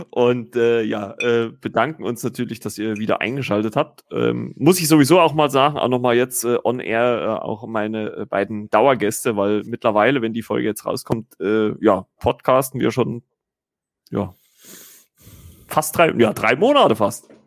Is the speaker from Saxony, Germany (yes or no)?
yes; Saxony, Germany; now in Thuringia, Germany; obwohl ich eigentlich gebürtiger Sachse bin